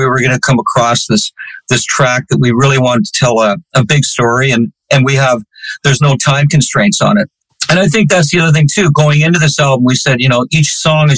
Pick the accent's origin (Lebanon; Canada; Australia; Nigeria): Canada; myself being Canadian